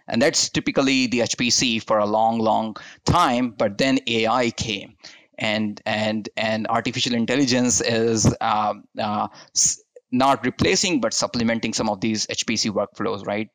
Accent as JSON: {"language": "English", "country": "India", "tie": "born or raised there", "also_born_or_lived": "Utah, United States", "moved": "as an adult", "lives_now": "United States", "said": "I'm born and brought up in India"}